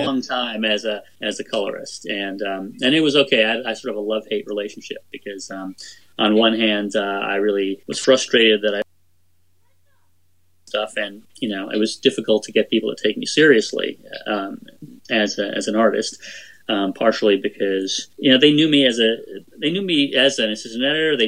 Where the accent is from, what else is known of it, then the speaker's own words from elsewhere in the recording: New York, United States; I grew up in New York